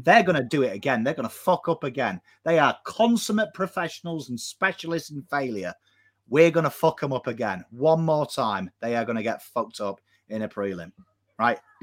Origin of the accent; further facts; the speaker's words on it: England, United Kingdom; now in Australia; I'm English